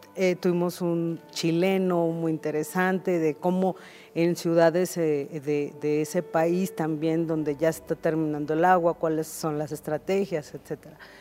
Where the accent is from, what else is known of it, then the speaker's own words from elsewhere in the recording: Mexico City, Mexico; Yo soy originaria de Iztapalapa.